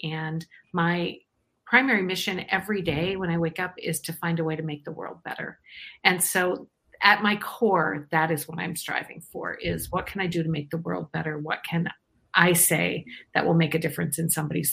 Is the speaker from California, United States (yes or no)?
no; Iowa, United States; now in Eden Prairie, United States; I'm actually from Iowa originally